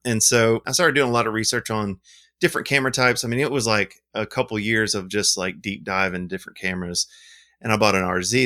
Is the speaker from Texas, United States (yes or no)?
no; Montgomery, Alabama, United States; I'm from Montgomery, Alabama, and I own a film lab called Indie Film Lab